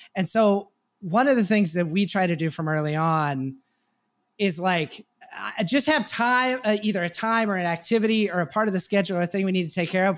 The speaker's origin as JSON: {"language": "English", "region": "Texas", "country": "United States", "tie": "born or raised there", "said": "I grew up in Texas"}